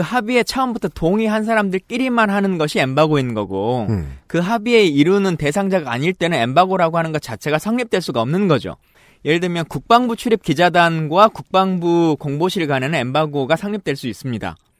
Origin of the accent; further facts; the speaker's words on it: Yeosu, South Jeolla, South Korea; also born or lived in Suncheon; 태생은 여수에서 태어났는데요.